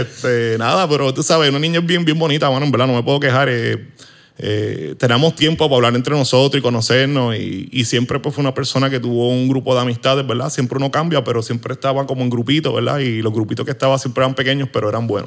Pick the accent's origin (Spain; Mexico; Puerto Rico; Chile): Puerto Rico; Arecibo; moved away as an adult; now in Hatillo, Puerto Rico; Yo soy original de Arecibo